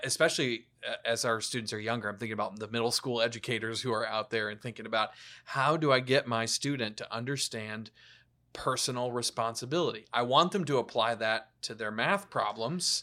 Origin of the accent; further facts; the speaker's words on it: the South, United States; also born or lived in Atlanta; I grew up in the South